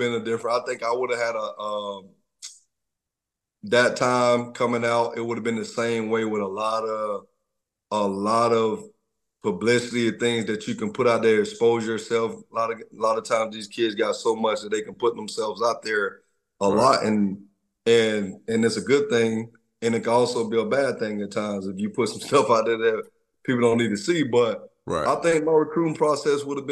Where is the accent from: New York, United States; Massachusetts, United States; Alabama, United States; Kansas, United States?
Alabama, United States; Troy; I'm from Troy, Alabama, I'm a country boy